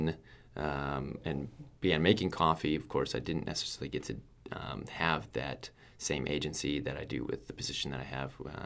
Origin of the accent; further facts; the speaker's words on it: Eyota, Minnesota, United States; also born or lived in Fargo, North Dakota; I was born and raised in Eota, Minnesota